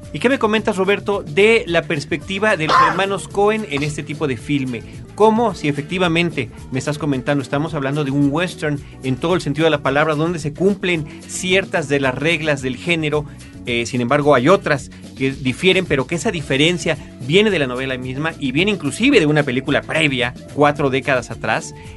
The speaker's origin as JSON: {"language": "Spanish", "country": "Mexico"}